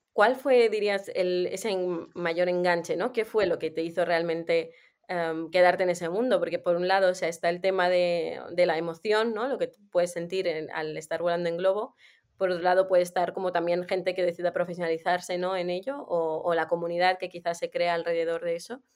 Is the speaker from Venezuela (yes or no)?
no; Armenia; moved away; yo soy de Armenia